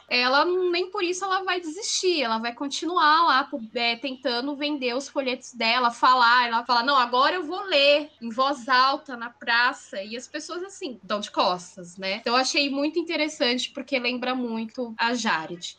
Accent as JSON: {"language": "Portuguese", "region": "São Paulo", "country": "Brazil", "tie": "born or raised there", "said": "Eu, eu nasci em São Paulo, vivi em São Paulo, apesar de ser da periferia"}